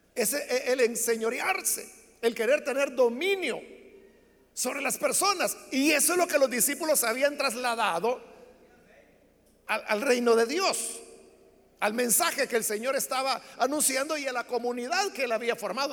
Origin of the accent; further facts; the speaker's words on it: El Salvador; entonces quizás no soy salvadoreño